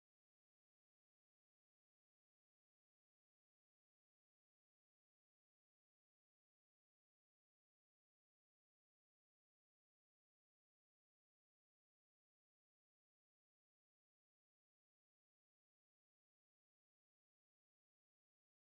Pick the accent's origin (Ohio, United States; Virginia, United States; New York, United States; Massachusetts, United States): Virginia, United States; Virginia Beach; I'm from Virginia Beach